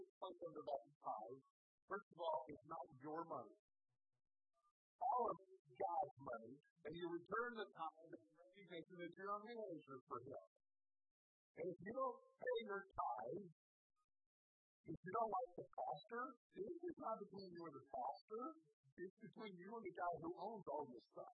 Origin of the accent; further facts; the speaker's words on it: Indiana, United States; I grew up in Indiana singing a little song that went like this